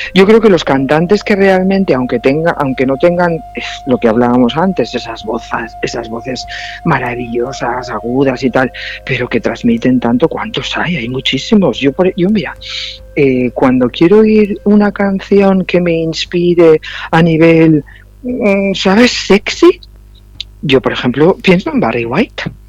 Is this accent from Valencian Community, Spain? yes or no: yes; Valencian Community, Spain; yo soy más valenciana que las naranjas